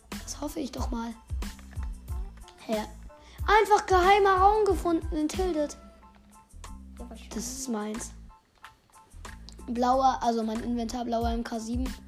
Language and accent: German; Germany; Ja, ich bin auch Deutscher.